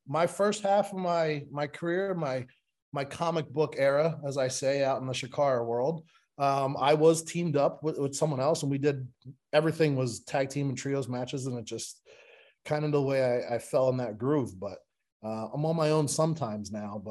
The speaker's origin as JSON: {"language": "English", "town": "Levittown", "country": "United States", "tie": "born or raised there", "moved": "yes", "lives_now": "Florida, United States", "said": "I grew up in Levittown"}